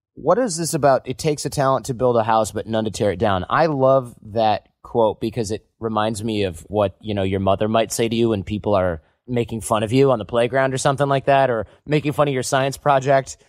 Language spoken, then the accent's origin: English; Midwest, United States; growing up in the Midwest